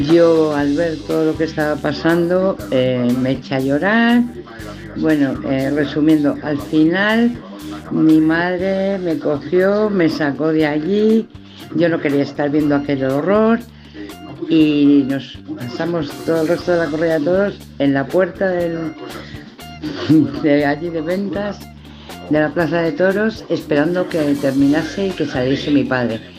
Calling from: Madrid, Community of Madrid, Spain; de Madrid

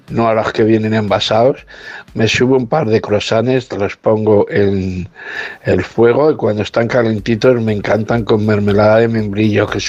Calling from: Ciudad Real, Castilla-La Mancha, Spain; de Ciudad Real.

